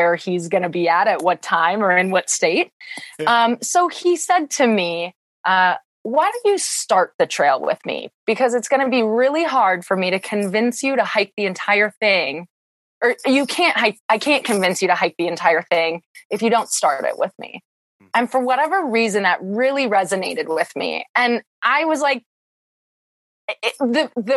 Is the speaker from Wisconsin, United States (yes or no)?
yes; small town a couple hours from Milwaukee, Wisconsin, United States; now in Milwaukee, United States; my hometown is about 700 people. It's very small. And the town that I grew up and went to school in is about 3,000